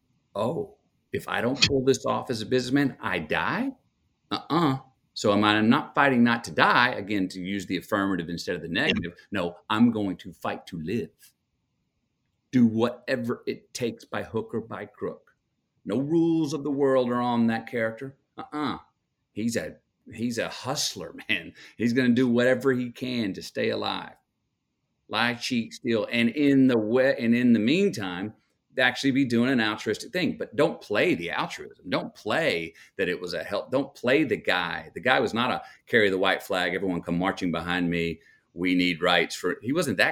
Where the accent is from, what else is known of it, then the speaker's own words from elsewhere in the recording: Longview, Texas, United States; I'm from Longview